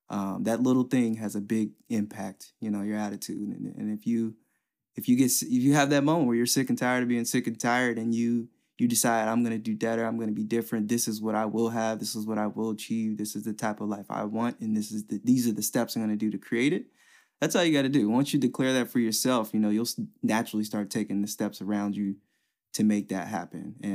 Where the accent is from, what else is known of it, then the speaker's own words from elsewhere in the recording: West Chester, United States; long story short, uh, with growing up in West Chester, it just taught me so much about people